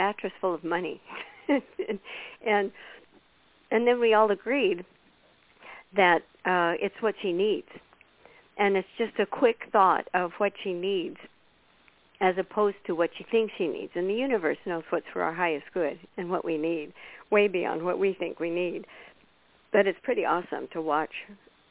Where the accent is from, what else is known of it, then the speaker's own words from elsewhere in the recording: United States; from America